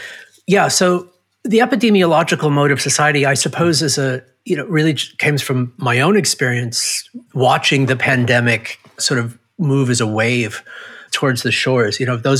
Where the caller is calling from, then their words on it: San Diego, California, United States; I'm in San Diego, California, which is near America. This is where I waited out the pandemic, bunkered down.